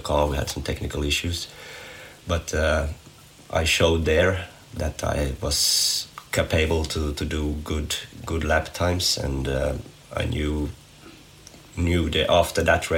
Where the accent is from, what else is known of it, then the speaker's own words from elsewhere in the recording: Nykarleby, Ostrobothnia, Finland; from Nykarleby, Finland